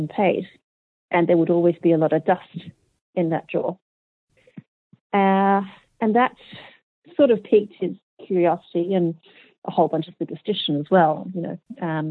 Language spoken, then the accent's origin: English; Australia; accent: Australian; also born or lived in Hong Kong; I'm Australian